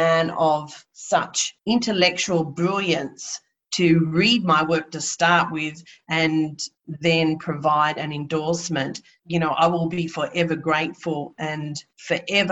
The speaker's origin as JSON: {"language": "English", "town": "Wollongong", "region": "New South Wales", "country": "Australia", "tie": "born or raised there", "moved": "yes", "lives_now": "Brisbane, Australia", "said": "I was born and raised on Darawal country in Wollongong, New South Wales"}